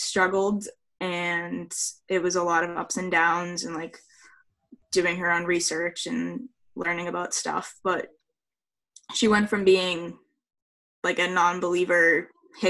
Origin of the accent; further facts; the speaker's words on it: up by Boston, Massachusetts, United States; I'm from Massachusetts, up by Boston.